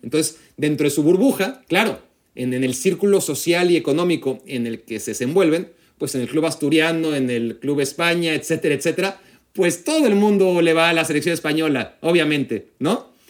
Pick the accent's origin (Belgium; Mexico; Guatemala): Mexico; yo crecí en México y, soy mexicano